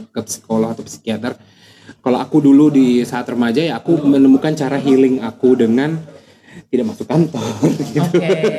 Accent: Manado, North Sulawesi, Indonesia; born there; untuk menghandle sesuatu di sana di tempat aku lahir di Manado yeah.

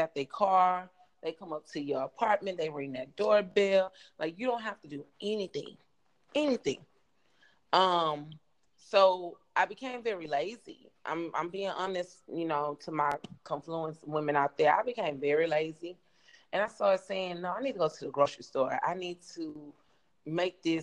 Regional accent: the South, United States; moved away as an adult; growing up in the South, in America

